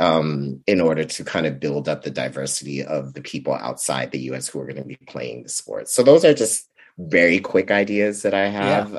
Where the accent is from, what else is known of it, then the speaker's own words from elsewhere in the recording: Vallejo, California, United States; I grew up in Vallejo, California.